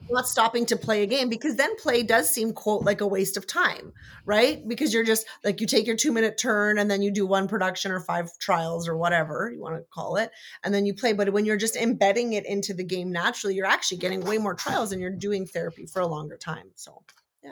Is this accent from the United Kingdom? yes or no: no; Canada; I'm Canadian